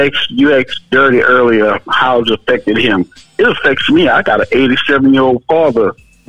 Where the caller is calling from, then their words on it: Powder Springs, Georgia, United States; Hey, this is …. I'm calling from Powder Springs, Georgia.